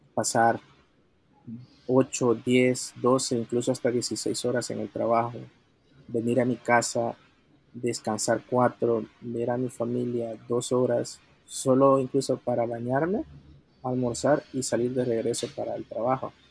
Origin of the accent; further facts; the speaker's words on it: El Salvador; soy originario de El Salvador